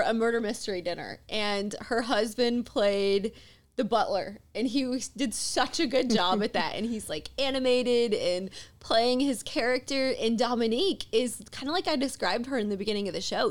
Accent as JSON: {"language": "English", "region": "Mississippi", "country": "United States", "tie": "born or raised there", "said": "when I was a kid growing up in Mississippi"}